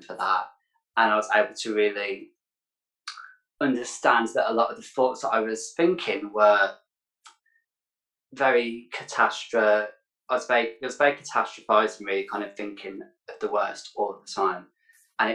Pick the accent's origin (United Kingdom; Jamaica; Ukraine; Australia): United Kingdom; Birmingham, West Midlands; author, a public speaker, mental health advocate from Birmingham. Yeah, I'm from the West Midlands.